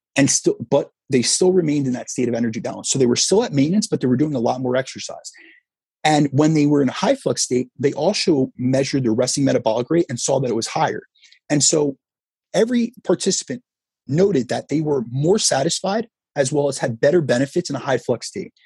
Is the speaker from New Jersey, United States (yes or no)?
yes; New Jersey, United States; I grew up in New Jersey, so I'm right new, near New York